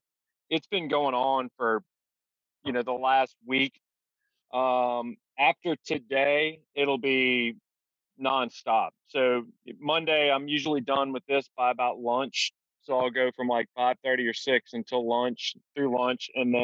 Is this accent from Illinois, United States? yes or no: no; Baton Rouge, Louisiana, United States; I'm from Baton Rouge, Louisiana.